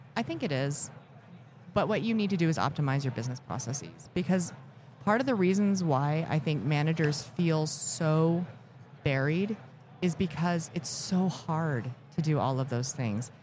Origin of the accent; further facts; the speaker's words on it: Elkhart, Indiana, United States; I was born in Elkhart, Indiana